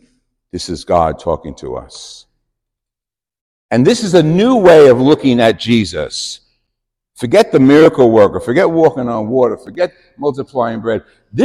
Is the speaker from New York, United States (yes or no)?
yes; New York, United States; moved away; we come from New York